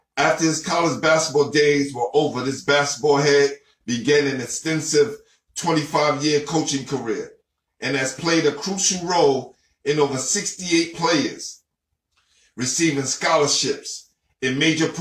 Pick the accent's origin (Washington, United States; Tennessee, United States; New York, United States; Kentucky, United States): New York, United States; New York City; I'm from Brooklyn